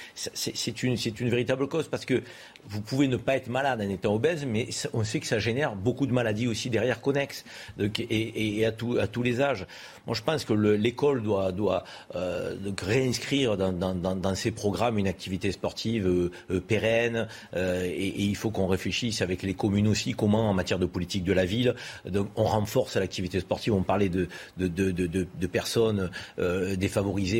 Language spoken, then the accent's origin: French; France; nous, en tant que Français